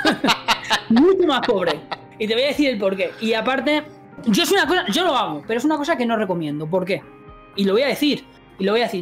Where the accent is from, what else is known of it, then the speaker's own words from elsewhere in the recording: Madrid, Community of Madrid, Spain; nací en Madrid